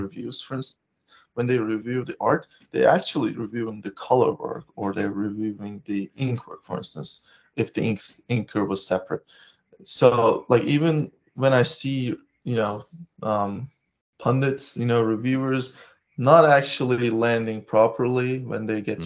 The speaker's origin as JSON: {"language": "English", "country": "Turkey", "said": "I'm from Turkey"}